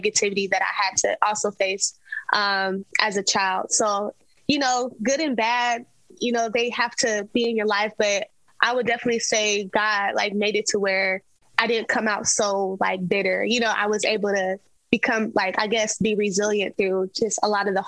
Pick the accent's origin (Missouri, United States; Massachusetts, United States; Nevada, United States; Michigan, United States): Nevada, United States; Las Vegas; I'm born and raised in Las Vegas